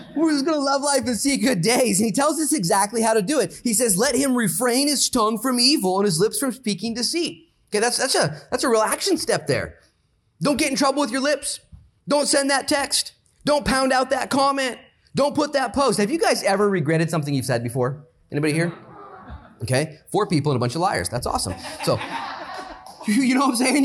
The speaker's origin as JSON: {"language": "English", "country": "United States", "said": "I'm an American"}